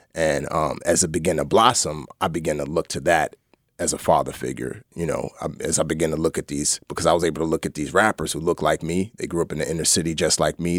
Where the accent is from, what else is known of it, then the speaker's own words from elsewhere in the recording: New York City, New York, United States; also born or lived in Lomé, Togo / Nigeria; we grew up in the Bronx